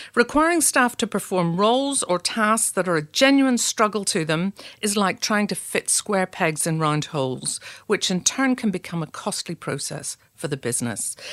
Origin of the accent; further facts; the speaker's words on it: Belfast, Northern Ireland, United Kingdom; now in Adelaide, Australia; I'm originally from Belfast, and we're not afraid of challenging conversations.